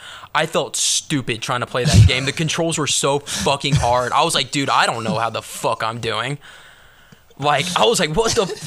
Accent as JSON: {"language": "English", "town": "Atlanta", "region": "Georgia", "country": "United States", "tie": "born or raised there", "said": "I grew up in Metro Atlanta. Like, city boy."}